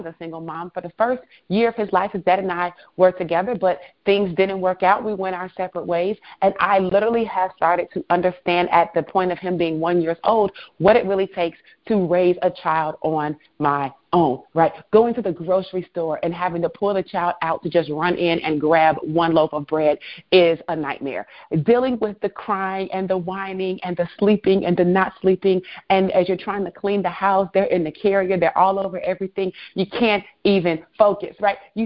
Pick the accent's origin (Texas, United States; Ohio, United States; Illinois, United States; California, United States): Illinois, United States; Chicago; also born or lived in Florida; I'm originally from Chicago. I am an only child, born and raised.